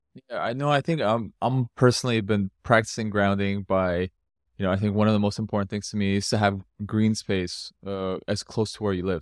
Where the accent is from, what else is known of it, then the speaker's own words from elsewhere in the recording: Canada; moved away; I've come from North America, I grew up in Canada